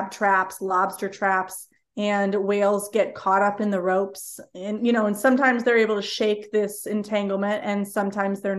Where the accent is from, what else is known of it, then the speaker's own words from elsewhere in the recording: Cleveland, Ohio, United States; moved away as an adult; now in South Carolina, United States; actually from Cleveland, Ohio, so nowhere near the ocean.